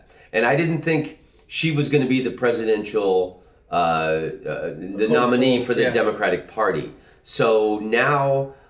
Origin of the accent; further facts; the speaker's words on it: Orlando, Florida, United States; moved away; also born or lived in Washington, D.C.; I grew up in Orlando with spring training